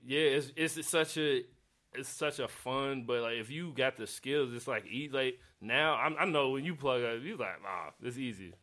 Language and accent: English; Chicago, Illinois, United States; I grew up in Chicago